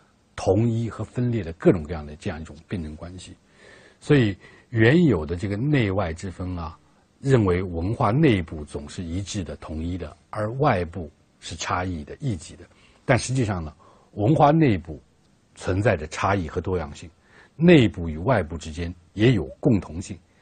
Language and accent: Chinese; China; 比如说中国人，我们是中国人，我们要成为什么样的中国人？